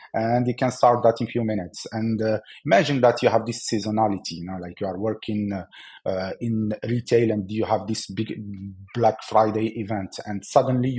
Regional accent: Algeria; I'm from Algeria

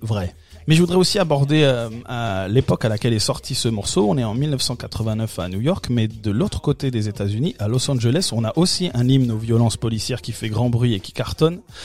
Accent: France

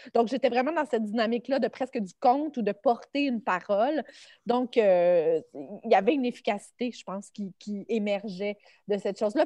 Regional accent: Sainte-Julie, Quebec, Canada; je viens de Sainte-Julie, qui est une banlieue euh, sur la rive sud de Montréal

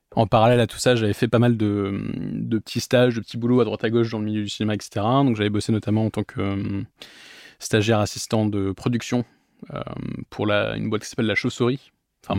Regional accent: Bordeaux, Nouvelle-Aquitaine, France; moved away as an adult; also born or lived in London, United Kingdom / Paris, France; je suis arrivé en France donc à 6 ans, j'ai grandi à Bordeaux dans le Bordelais jusqu'à mes 18 ans, j'ai fait toute ma scolarité à Bordeaux

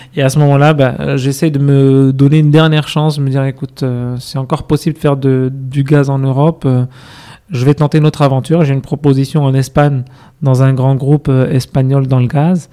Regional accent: Casablanca, Casablanca-Settat, Morocco; moved away as an adult; also born or lived in Fès, Morocco / Rabat, Morocco / France; Je suis né à Fès, j'ai mhm. grandi à Rabat, euh, puis à Casablanca. Donc, dès mon collège, j'ai rejoint à Casa avec mhm. la, famille

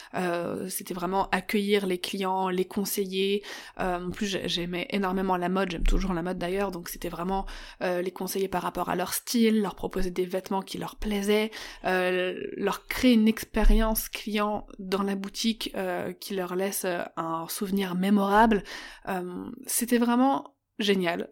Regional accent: Paris, Île-de-France, France; moved away as an adult; Je suis parisienne, je suis née et j'ai grandi à Paris, dix-neuvième, jusqu'à mes vingt-cinq ans

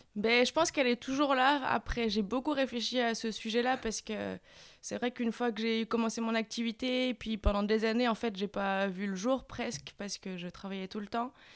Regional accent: Saint-Malo, Brittany, France; moi je venais de Saint-Malo

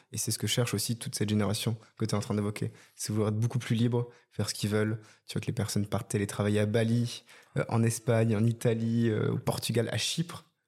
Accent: Bordeaux, Nouvelle-Aquitaine, France; moved away; je suis en direct depuis Bordeaux, ma ville de cœur, ma ville natale

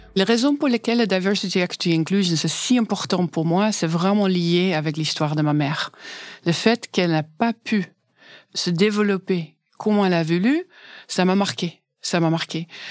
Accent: Dinxperlo, Gelderland, Netherlands; French is a second language; moved away as an adult; now in France; Je suis née à Dingsperlo. C'est un village tout petit à l'est des Pays-Bas, aux frontières avec l'Allemagne

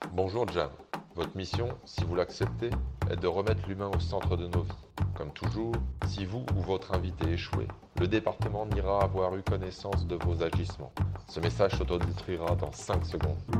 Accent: Bergerac, Nouvelle-Aquitaine, France; Moi, je viens de Bergerac-en-Dordogne.

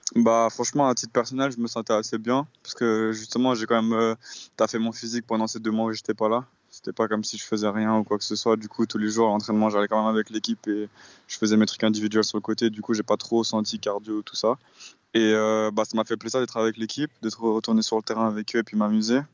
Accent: Switzerland; en tant que Suisse, enfin les joueurs suisses

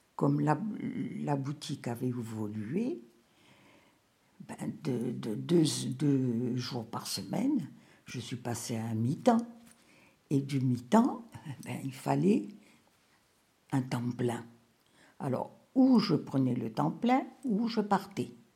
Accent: Rabat, Rabat-Salé-Kénitra, Morocco; moved away as an adult; now in France; Je suis née au Maroc, à Rabat. J'y ai vécu jusqu'à l'âge de 30 ans.

